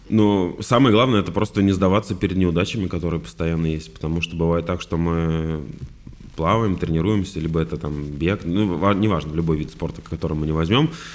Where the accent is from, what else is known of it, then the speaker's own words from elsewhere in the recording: Vladimir, Vladimir Oblast, Russia; я вообще из Владимира сам